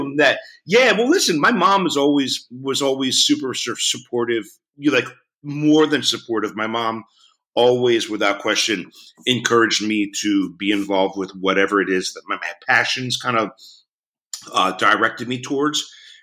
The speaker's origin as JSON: {"language": "English", "town": "Philadelphia", "region": "Pennsylvania", "country": "United States", "tie": "born or raised there", "said": "growing up in Philadelphia"}